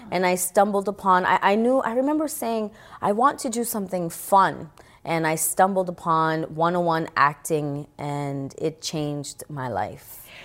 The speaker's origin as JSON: {"language": "English", "town": "New York City", "region": "New York", "country": "United States", "tie": "born or raised there", "said": "I grew up in the Bronx"}